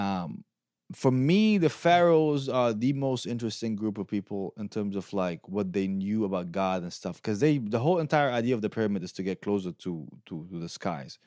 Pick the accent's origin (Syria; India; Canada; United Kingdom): Syria; also born or lived in Detroit, United States / Lansing, United States; now in United States; I'm from Syria, so I'm not from the Saudi, uh, area